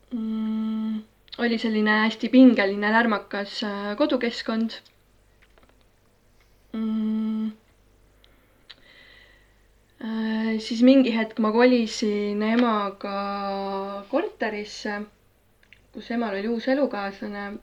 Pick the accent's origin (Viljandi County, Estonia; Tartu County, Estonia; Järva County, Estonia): Tartu County, Estonia; Tartu; Tartus sündinud, täiesti tartlane, põline tartlane ähm, Äh, Veeriku linnaosas äh, üles kasvanud äh, põhimõtteliselt paneelmajas